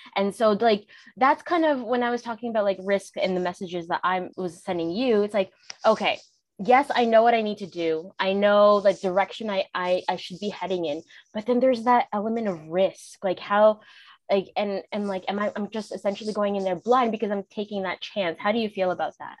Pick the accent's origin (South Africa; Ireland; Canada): Canada; I'm Canadian